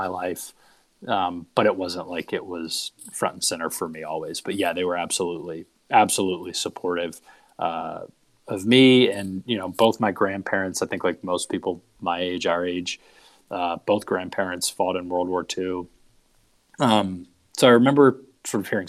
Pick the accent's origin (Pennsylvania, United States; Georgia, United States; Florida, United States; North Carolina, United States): North Carolina, United States; Charlotte; moved away; also born or lived in Chapel Hill, North Carolina; I grew up in Charlotte, North Carolina